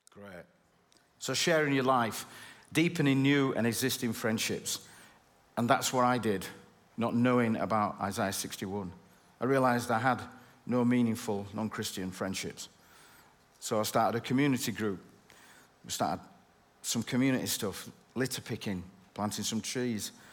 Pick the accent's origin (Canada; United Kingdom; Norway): United Kingdom; Bradford, Yorkshire and the Humber; I'm from Bradford